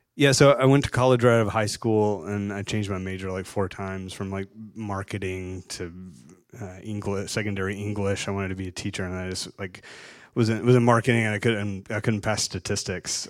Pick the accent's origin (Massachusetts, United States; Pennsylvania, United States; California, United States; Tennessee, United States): Tennessee, United States; Chattanooga; moved away as an adult; I didn't even leave my hometown until I was like thirty, thirty-one years old